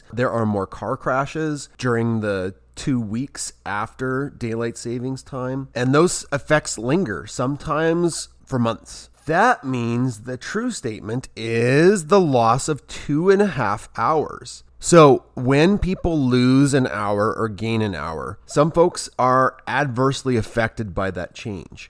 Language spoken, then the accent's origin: English; Canada; Being a Canadian